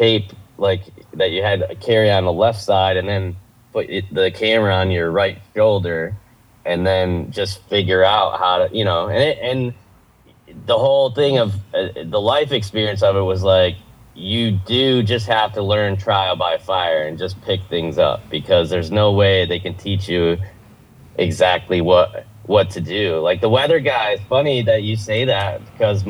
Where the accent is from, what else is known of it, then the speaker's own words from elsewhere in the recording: New York, United States; moved away; I'm from New York